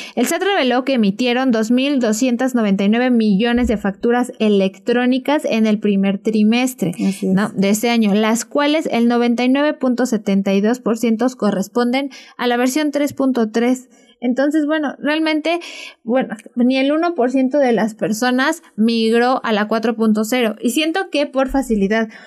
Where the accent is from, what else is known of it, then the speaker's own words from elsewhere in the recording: Zacatlán, Puebla, Mexico; nosotros somos de Zacatlán